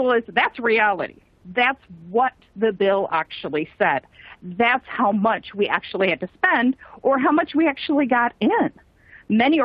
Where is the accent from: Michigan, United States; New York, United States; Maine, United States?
Michigan, United States; I grew up in Michigan